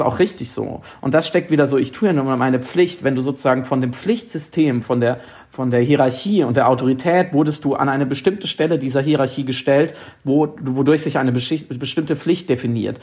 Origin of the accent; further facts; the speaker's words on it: Germany; ich als Deutscher